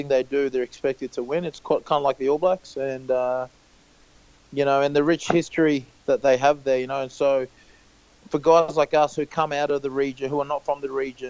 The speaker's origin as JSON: {"language": "English", "country": "Australia", "tie": "born or raised there", "said": "growing up in Australia, you sort of grow up envying these blokes"}